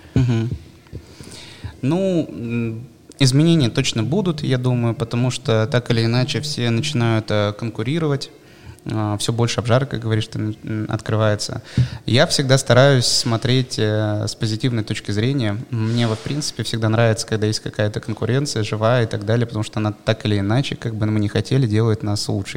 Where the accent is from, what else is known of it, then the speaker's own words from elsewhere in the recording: Bratsk, Irkutsk Oblast, Russia; moved away; also born or lived in Moscow; Я все детство прожил в Иркутской области. Есть такой э, город Братск.